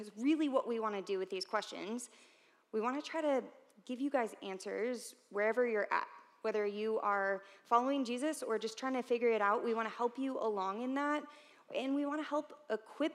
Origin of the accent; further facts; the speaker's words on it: St. Louis, Missouri, United States; moved away as an adult; now in Columbia, United States; I'm from St. Louis, but I came here to Columbia in 2009